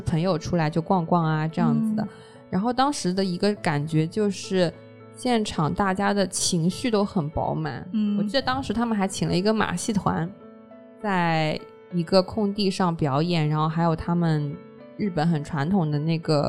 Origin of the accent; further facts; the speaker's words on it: Hangzhou, Zhejiang, China; 毕竟我们是杭州人。